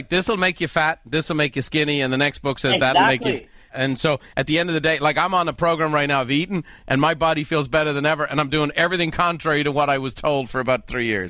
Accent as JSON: {"language": "English", "country": "Ireland", "tie": "born or raised there", "lives_now": "San Diego, United States", "said": "I grew up in Ireland, you're in Canada. In San Diego, it's not such a big deal, but let me tell you."}